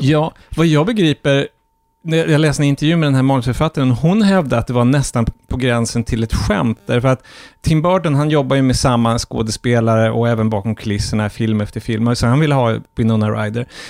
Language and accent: Swedish; Norrfjärden, Norrbotten County, Sweden; min barndom i Norrfjärden, som var en slags liten förortsby till Piteå